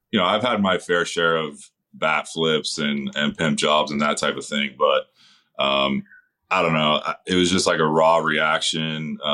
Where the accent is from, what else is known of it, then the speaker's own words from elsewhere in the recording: Northern California, United States; growing up in Northern California